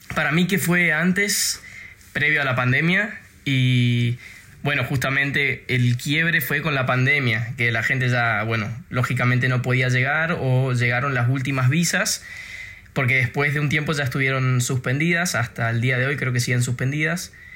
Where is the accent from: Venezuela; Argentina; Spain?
Argentina; now in Denmark; yo soy argentino